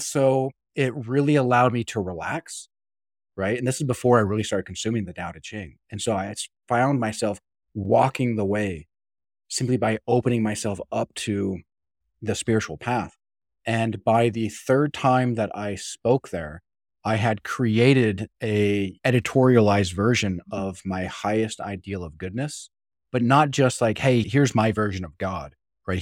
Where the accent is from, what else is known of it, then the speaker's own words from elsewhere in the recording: Utah, United States; I grew up in Utah